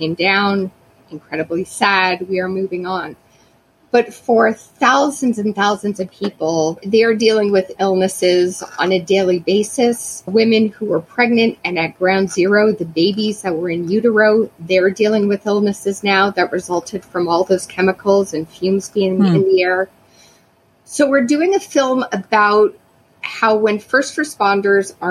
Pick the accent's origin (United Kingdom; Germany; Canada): Canada; as a Canadian covering this story